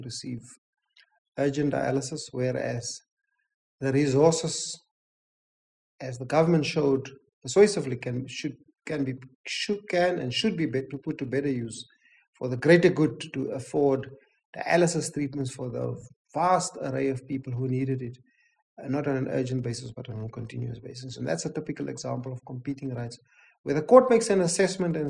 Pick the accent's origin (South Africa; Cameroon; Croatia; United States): South Africa; I'm black, I'm a South African